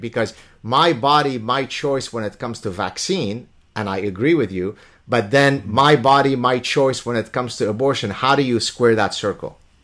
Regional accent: Lebanon; now in Canada; I come from the Middle East. As a Jewish person in the Leban, in, in, in the Middle East and Lebanon

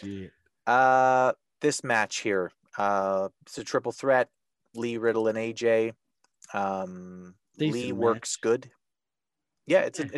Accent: Canada; I'm from Canada

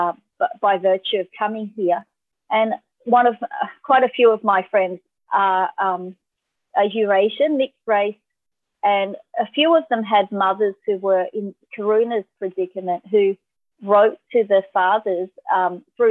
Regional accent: Australia; being Asian Australian

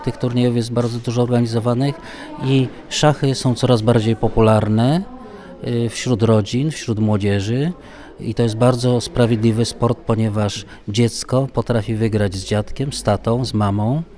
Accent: Częstochowa, Silesian Voivodeship, Poland; Tutaj u nas w Częstochowie to jest tradycją, że turnieje okolicznościowe się odbywały

